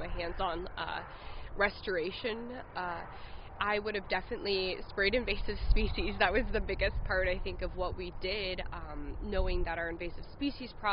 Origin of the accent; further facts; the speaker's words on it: Indiana, United States; also born or lived in New Mexico / Pennsylvania; I was born in New Mexico and I lived in Pennsylvania, and I spent actually most of my childhood and growing up in Indiana